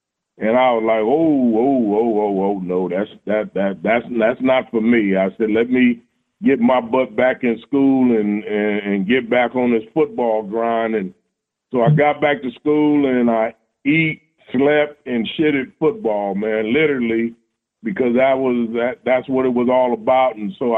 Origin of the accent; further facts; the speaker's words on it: California, United States; moved away as an adult; now in Cincinnati, United States; I'm originally from California, and the cost of living back there was outrageous.